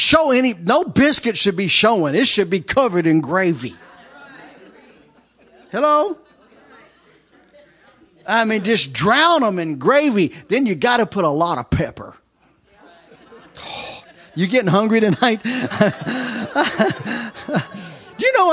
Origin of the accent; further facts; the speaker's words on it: Kentucky, United States; I grew up in Kentucky